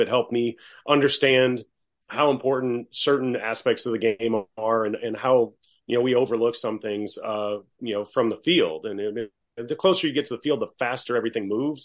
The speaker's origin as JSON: {"language": "English", "town": "Baton Rouge", "region": "Louisiana", "country": "United States", "said": "I'm from Baton Rouge."}